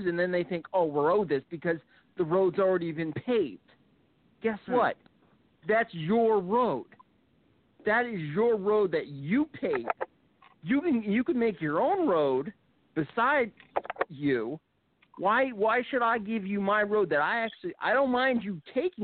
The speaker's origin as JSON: {"language": "English", "area": "Delaware Valley", "region": "Pennsylvania", "country": "United States", "tie": "born or raised there", "said": "I was growing up in Delaware Valley"}